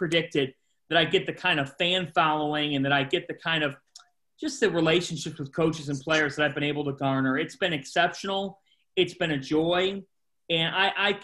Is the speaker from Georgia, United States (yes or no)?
no; Westlake, Ohio, United States; moved away as an adult; also born or lived in New York, New Jersey area; I being in Ohio, growing up in Ohio, you live, breathe, sleep, everything Cleveland